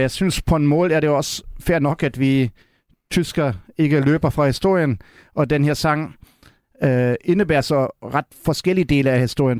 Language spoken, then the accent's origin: Danish; Berlin, Germany; Danish is a second language; now in Denmark; i Vestberlin, hvor jeg er opvokset